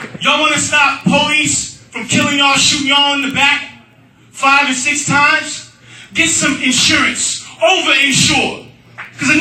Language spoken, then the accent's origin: English; Atlanta, Georgia, United States; I'm from Atlanta.